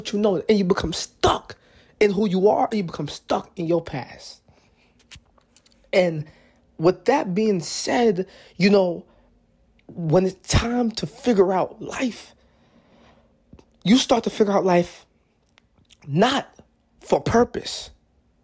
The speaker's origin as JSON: {"language": "English", "region": "New York", "country": "United States", "tie": "born or raised there", "said": "I'm from New York. So, in New York, you know, graduating from high school was in June."}